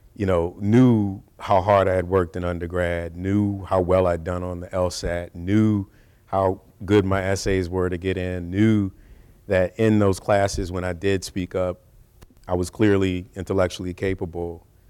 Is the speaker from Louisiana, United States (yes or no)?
yes; New Orleans, Louisiana, United States; growing up in New Orleans with a mom who was a teacher